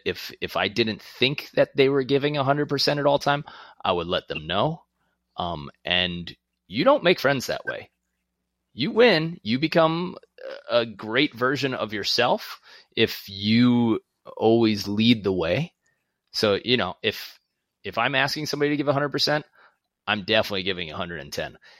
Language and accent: English; New York City, New York, United States; moved away; also born or lived in Long Beach, New York; I'm from Queens. I grew up playing volleyball in Long Beach